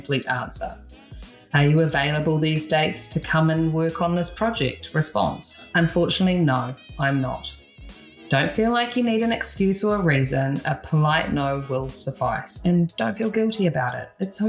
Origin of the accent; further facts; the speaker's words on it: New Zealand; now in Los Angeles, United States; I'm a hairstylist from New Zealand based in LA.